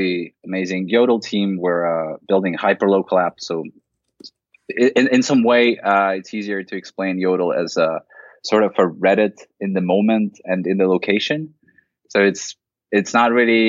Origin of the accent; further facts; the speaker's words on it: Latvia; now in Berlin, Germany; I come from Latvia, in Eastern Europe originally. I'm based in Berlin now